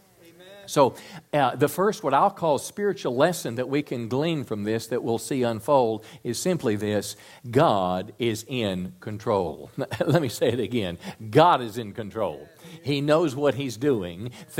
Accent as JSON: {"language": "English", "country": "United States", "said": "Sometimes I feel as an American today"}